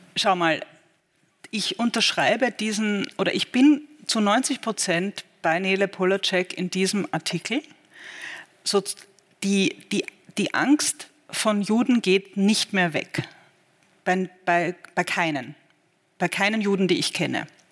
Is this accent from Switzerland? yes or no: no; Austria; moved away as an adult; now in Berlin, Germany; ich bin Österreicherin